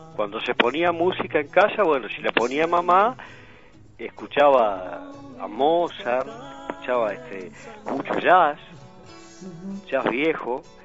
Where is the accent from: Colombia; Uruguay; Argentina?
Uruguay; Tacuarembó; moved away; en mi pueblo, en Tacuarembó